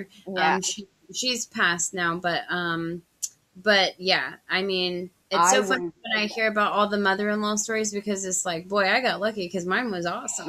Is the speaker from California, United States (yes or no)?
yes; California, United States; born there; I was born in California and my dad's side, they're all still over there.